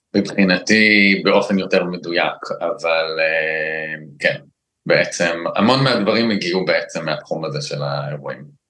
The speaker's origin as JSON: {"language": "Hebrew", "country": "Israel", "tie": "born or raised there", "said": "אני מושבניק"}